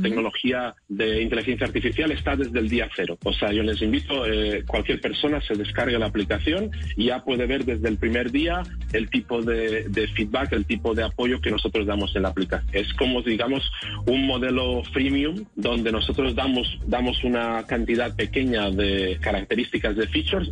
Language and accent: Spanish; Spain; yo vengo de España